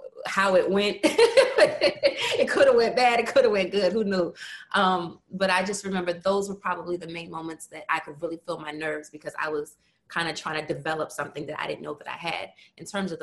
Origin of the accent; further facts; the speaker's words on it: Baltimore, Maryland, United States; Born and raised in West Baltimore